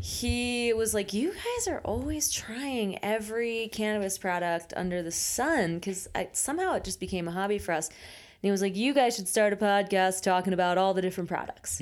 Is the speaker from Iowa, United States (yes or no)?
no; Pennsylvania, United States; now in Colorado, United States; Pennsylvania was a real treat to grow up